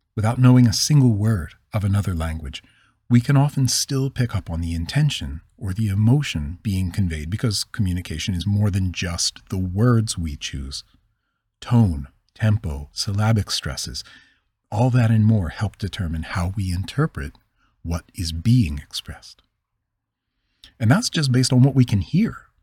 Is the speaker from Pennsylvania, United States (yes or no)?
yes; Philadelphia, Pennsylvania, United States; accent: Northeast; I'm from the Northeast